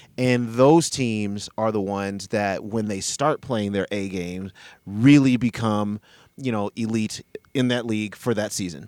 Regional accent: Denver, Colorado, United States; also born or lived in Boulder, Colorado; I was actually born in Boulder, so we were definitely in Boulder, and then uh, move to Denver later

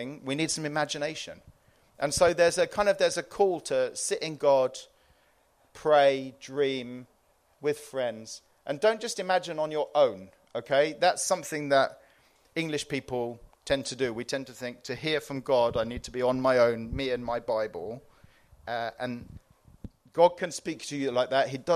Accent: Cyprus; I came from Cyprus. That was my part of the world

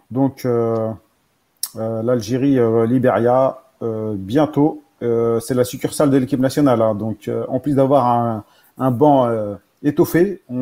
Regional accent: Paris, Île-de-France, France; On est tous de France, ouais, on est tous de, on est tous sur, on est même parisiens, je crois tous.

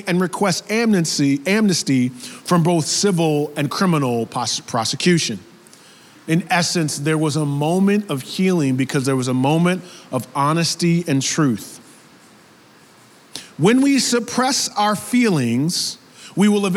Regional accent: the suburbs of New York, United States; I was raised in New York, the suburbs of New York

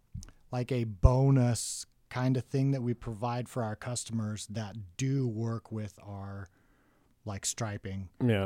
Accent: Bountiful, Utah, United States; In Bountiful.

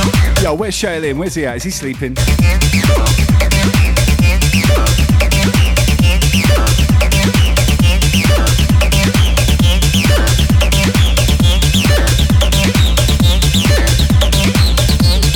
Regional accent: United Kingdom; moved away as an adult; now in Australia; British, because that's where I was born and spent, you know, half my life

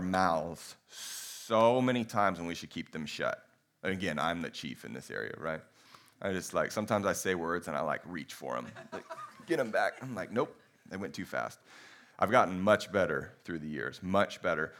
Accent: United States; we're pretty American

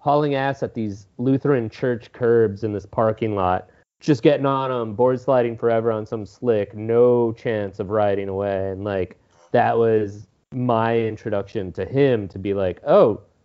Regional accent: Minneapolis, Minnesota, United States; I didn't leave the Minnesota, like the twin cities of Minneapolis and St. Paul, to go to college

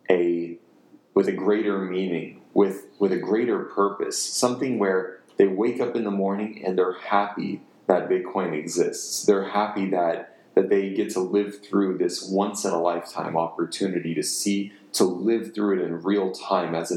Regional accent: United States; I have my anti-authoritarian undertones as an American

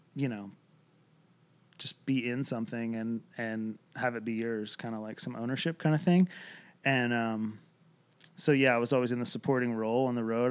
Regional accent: Lancaster, Pennsylvania, United States; now in Franklin, United States; born and raised in Lancaster, Pennsylvania, uh, Amish country

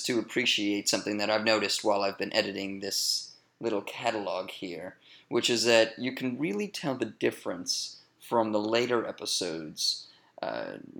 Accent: Maryland, United States; from the great state of Maryland, USA.

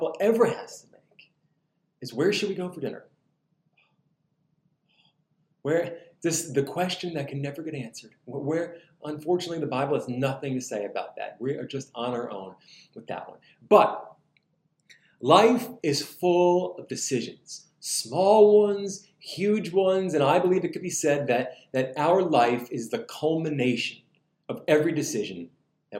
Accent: New Jersey, United States; now in Southern United States; in the Northeast, I'm from New Jersey

